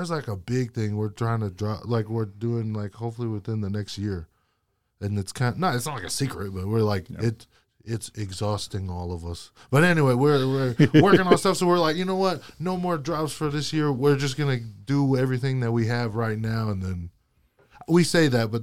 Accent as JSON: {"language": "English", "country": "United States", "tie": "born or raised there", "also_born_or_lived": "Hawaii / Utah", "said": "I grew up in Hawaii and in Utah, and that was, my two worlds combined."}